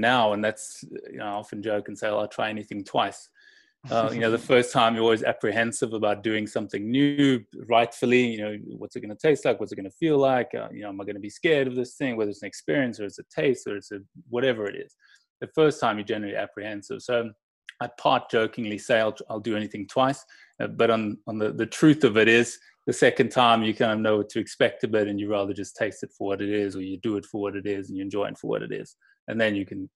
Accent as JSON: {"language": "English", "town": "Johannesburg", "region": "Gauteng", "country": "South Africa", "tie": "born or raised there", "also_born_or_lived": "England", "moved": "yes", "said": "So South Africa I still call home"}